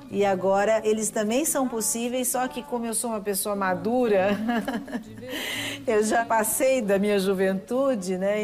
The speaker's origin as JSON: {"language": "Portuguese", "country": "Brazil", "said": "Eu sou brasileira"}